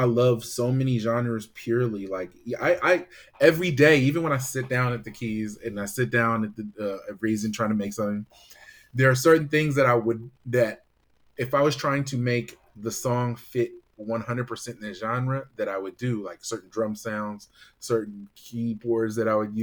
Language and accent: English; Bay Area, California, United States; growing up in the Bay Area